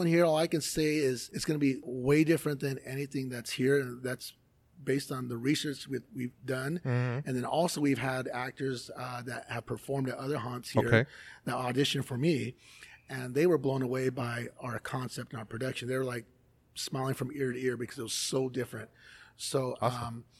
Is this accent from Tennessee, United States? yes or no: no; Los Angeles, California, United States; moved away; I was born and raised in Los Angeles.